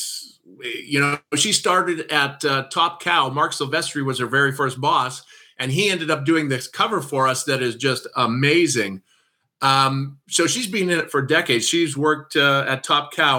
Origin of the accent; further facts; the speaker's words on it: Saskatoon, Saskatchewan, Canada; I'm from Saskatoon, Saskatchewan